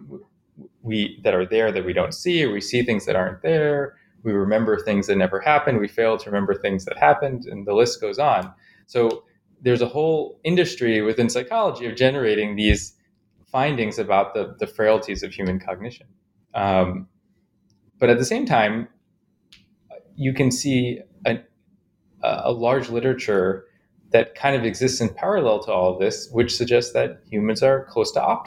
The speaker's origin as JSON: {"language": "English", "town": "Chicago", "region": "Illinois", "country": "United States", "tie": "born or raised there", "said": "I grew up in Chicago, mostly"}